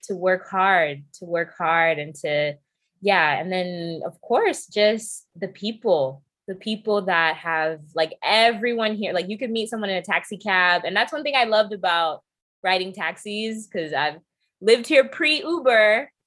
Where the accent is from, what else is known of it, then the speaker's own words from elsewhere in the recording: New York, United States; also born or lived in England / Nairobi, Kenya; I was raised in New York